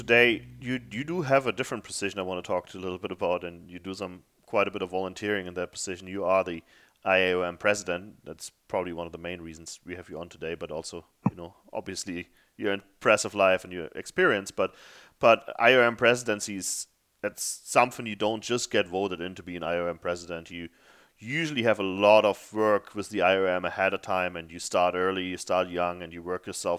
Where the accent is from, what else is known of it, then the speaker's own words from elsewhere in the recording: Germany; moved away as an adult; also born or lived in Africa; I came from a small town in Germany, and it was It was scary somewhat, you know, moving to Africa for a while, but coming over here definitely changed my life.